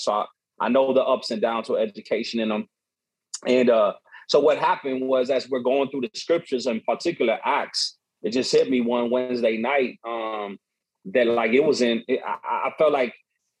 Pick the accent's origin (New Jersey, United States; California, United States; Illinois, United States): Illinois, United States; Chicago; my background, born and raised in Chicago. My father's from South America, Bolivia. My mother's from St. Louis, Missouri. They met here in Chicago and then lived here ever since.